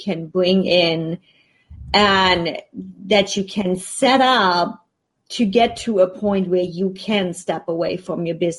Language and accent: English; Germany; now in United States; And considering I'm already coming from Germany where you have a bigger safety net, you have unemployment money, you have all kinds of stuff that you can do if things don't go as planned. And then you come into the States, you don't have that safety net.